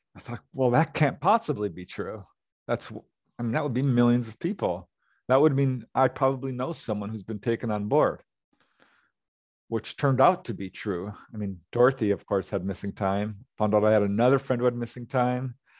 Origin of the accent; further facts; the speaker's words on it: Topanga, California, United States; this is my hometown and I know a lot of people there